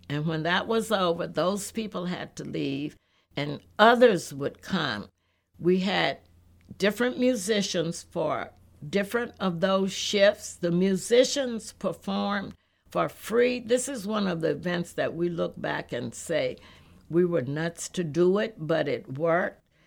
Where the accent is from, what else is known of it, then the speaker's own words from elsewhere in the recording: Texas, United States; moved away; also born or lived in Los Angeles / Newark; I grew up in Texas on country and western music